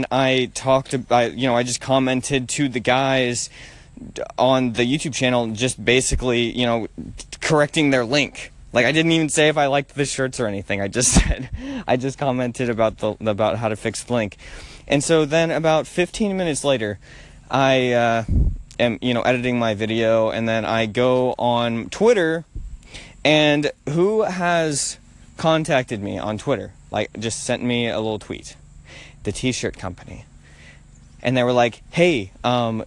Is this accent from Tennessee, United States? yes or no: yes; Nashville, Tennessee, United States; I'm from Nashville